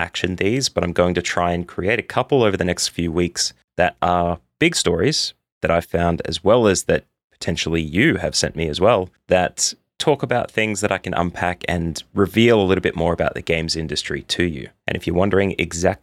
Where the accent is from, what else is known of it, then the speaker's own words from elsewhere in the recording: Australia; as an Australian